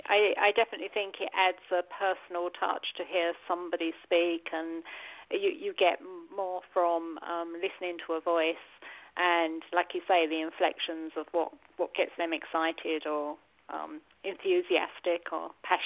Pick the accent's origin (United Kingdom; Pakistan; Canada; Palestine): United Kingdom; England; also born or lived in United States; I'd lived in America for 15 years, and I was sort of homesick because I just thought, I'm English, I need to go back.